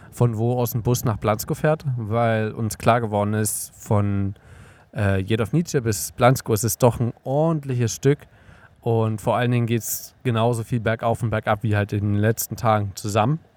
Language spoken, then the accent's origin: German; Germany; in Deutschland, zumindest da, wo ich aufgewachsen bin